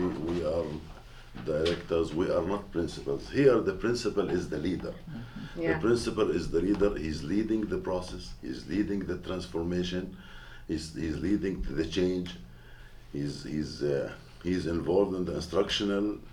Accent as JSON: {"language": "English", "town": "Gaza", "region": "Gaza Strip", "country": "Palestine", "said": "we are from Gaza"}